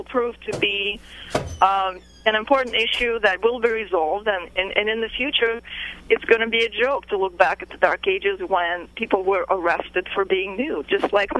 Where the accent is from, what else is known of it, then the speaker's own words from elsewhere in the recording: Russia; now in United States; I grew up in Russia